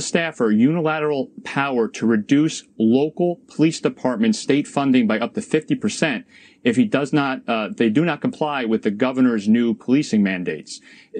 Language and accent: English; New York, United States; I'm staying in New York. I'm fighting for my home state.